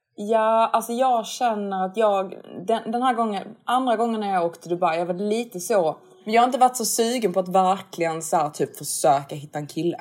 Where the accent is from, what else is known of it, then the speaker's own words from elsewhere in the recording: Sweden; man som svensk